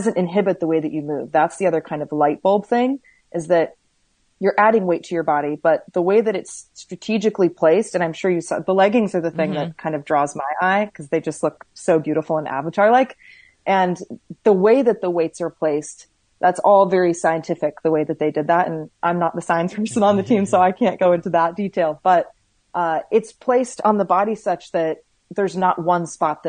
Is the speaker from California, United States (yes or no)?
yes; Bay Area, California, United States; also born or lived in West Hollywood, California; now in Oregon, United States; I was born in West Hollywood, and then I grew up in the Bay Area